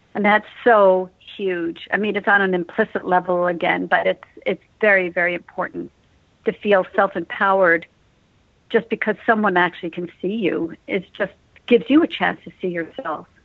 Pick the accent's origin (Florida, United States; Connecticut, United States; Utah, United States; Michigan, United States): Connecticut, United States; Westport; moved away; I grew up in Westport, Connecticut